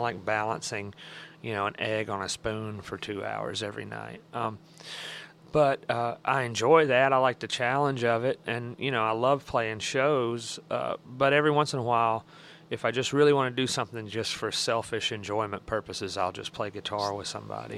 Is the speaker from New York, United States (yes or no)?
no; Alabama, United States; I was from Alabama